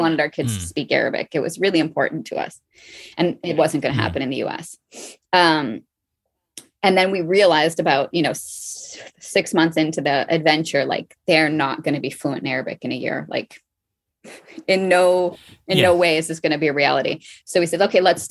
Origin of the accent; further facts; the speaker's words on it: United States; moved away as an adult; now in Marrakesh, Morocco; I'm American